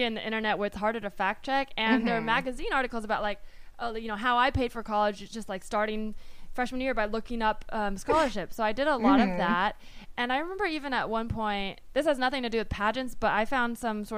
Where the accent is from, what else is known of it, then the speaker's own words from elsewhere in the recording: Palo Alto, California, United States; I grew up in Palo Alto